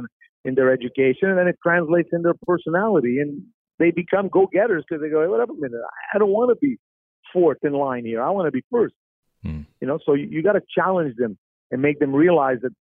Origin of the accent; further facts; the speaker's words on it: Montreal, Quebec, Canada; I grew up in the East End of Montreal